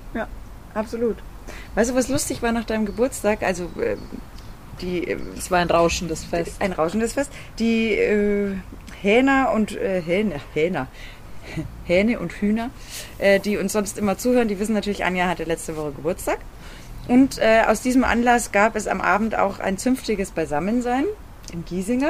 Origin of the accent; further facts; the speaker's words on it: Freilassing, Bavaria, Germany; in Freilassing war es ja mal so, da wo ich herkomme aus der Region